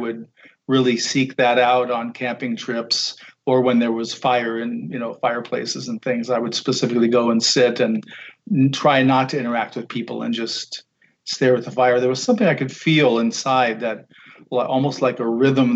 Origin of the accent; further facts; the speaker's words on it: Guam; Growing up on Guam, my father worked for the airlines.